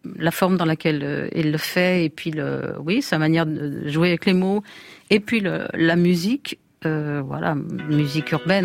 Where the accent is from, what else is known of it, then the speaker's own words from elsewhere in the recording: Lyon, Auvergne-Rhône-Alpes, France; je suis lyonnaise